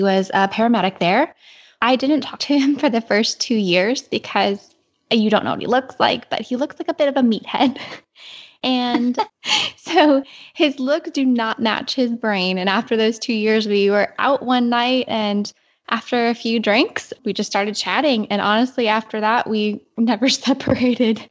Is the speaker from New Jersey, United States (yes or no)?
no; Southwest Florida, United States; we're both from Southwest Florida